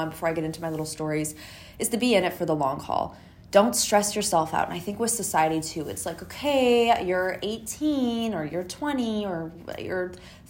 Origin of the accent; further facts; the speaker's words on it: Canada; I'm from Canada